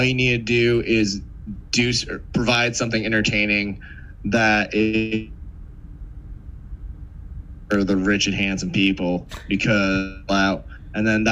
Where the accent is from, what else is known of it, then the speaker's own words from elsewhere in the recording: New England, United States; now in New York City, United States; I'm also from New England